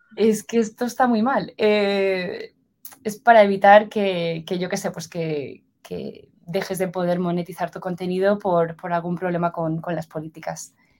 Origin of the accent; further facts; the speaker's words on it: Valencia, Valencian Community, Spain; moved away as an adult; also born or lived in Madrid, Spain / San Francisco, United States; now in Zurich, Switzerland; yo soy originalmente de Valencia, en España, y a los 18 años me fui a, me fui a Madrid